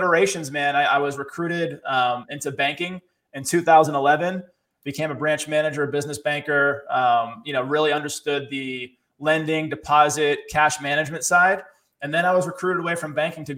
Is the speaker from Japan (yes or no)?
no; Boston, Massachusetts, United States; born and raised in Boston, city kid, grew up poor